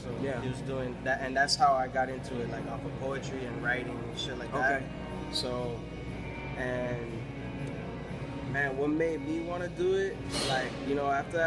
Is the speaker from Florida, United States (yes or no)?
yes; Hialeah Gardens, Florida, United States; Hialeah Gardens is where I was raised.